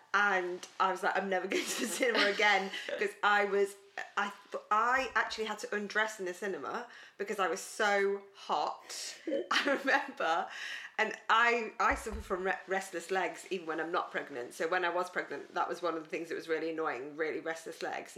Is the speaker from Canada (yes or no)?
no; United Kingdom; we're very British